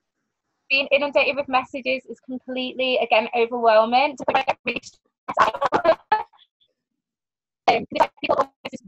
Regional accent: Manchester, North West England, United Kingdom; a bar in Manchester, at my hometown

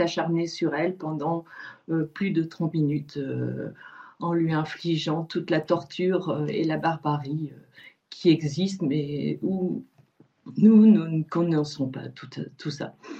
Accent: France; Nous sommes français

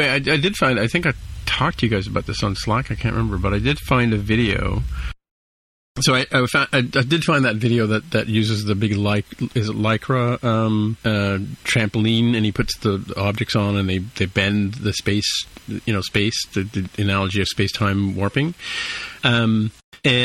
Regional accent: California, United States; So I guess I, as a Californian, I have to ask you, what's the best way to get to Big Sur?

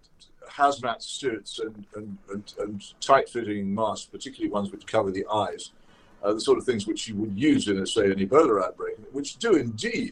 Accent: Oxford, South East England, United Kingdom; my hometown of Oxford

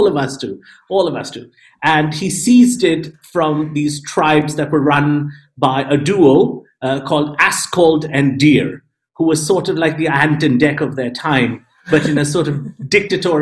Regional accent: India; as an Indian person, I'm always disappointing my parents

